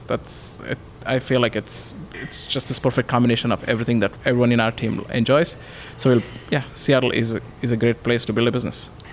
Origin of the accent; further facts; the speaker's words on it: India; moved away as an adult; also born or lived in Redmond; now in Bellevue, United States; I grew up in India, came here for my master's